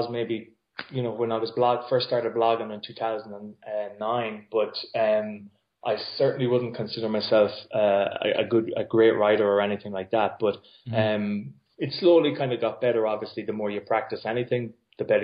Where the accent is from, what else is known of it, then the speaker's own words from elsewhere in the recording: Ireland; myself and three other friends from my local town